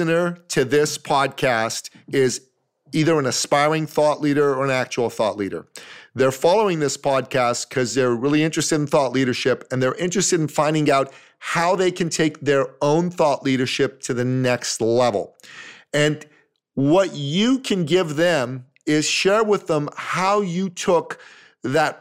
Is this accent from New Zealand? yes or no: no; Toronto, Ontario, Canada; my hometown, Toronto